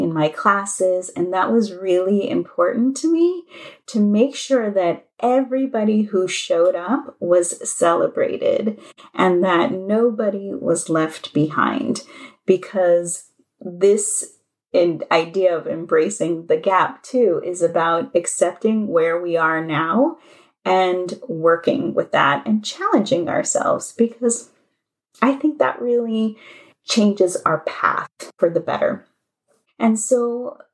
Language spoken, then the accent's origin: English; Los Angeles, California, United States; moved away as an adult; also born or lived in New Orleans; And I am from Los Angeles, and I moved to New Orleans.